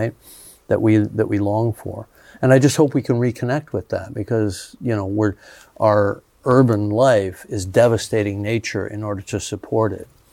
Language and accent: English; Canada; also born or lived in Los Angeles, United States; now in New Zealand; I grew up in Canada before that.